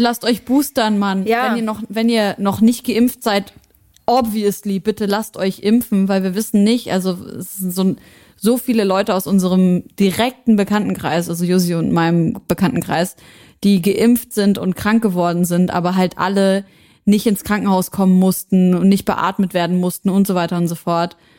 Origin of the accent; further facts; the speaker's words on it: Syria; moved away; aus meiner Heimat Syrien